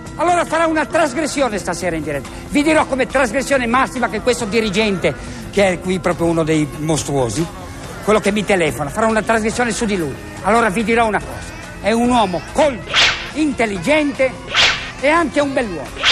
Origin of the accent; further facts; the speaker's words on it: 50 km from Sanremo, Liguria, Italy; io sono nato a 50 km